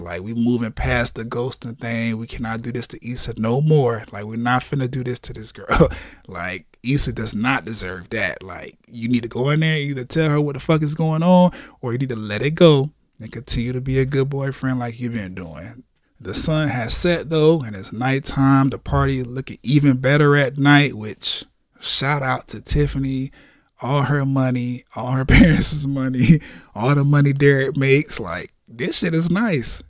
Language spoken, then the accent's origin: English; the South, United States; I'm from the South